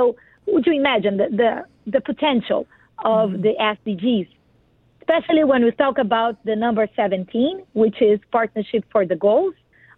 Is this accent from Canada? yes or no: no; Brazil; English is a second language; now in United States; Yes, sure. So I am Brazilian.